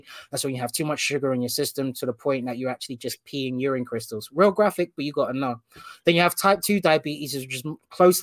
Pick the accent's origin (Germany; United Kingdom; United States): United Kingdom; London; grew up whole life in West London, a place called Hanwell, very small town.